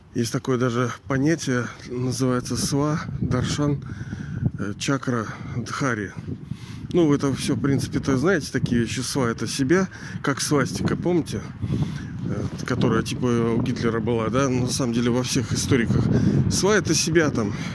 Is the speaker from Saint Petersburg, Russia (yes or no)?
yes; Pushkin, Saint Petersburg, Russia; born or raised there; also born or lived in Kronstadt